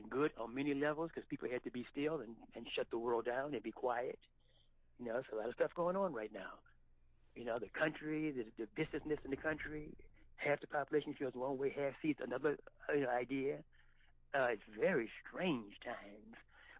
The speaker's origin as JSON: {"language": "English", "region": "the South", "country": "United States", "tie": "born or raised there", "said": "I mean, I grew up in the Jim Crow South, and I just I don't understand that at all."}